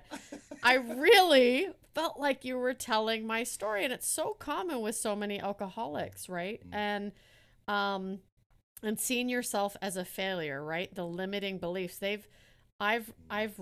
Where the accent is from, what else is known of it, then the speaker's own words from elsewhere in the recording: Canada; also born or lived in Netherlands; I was born in Holland and we moved to Canada when I was only one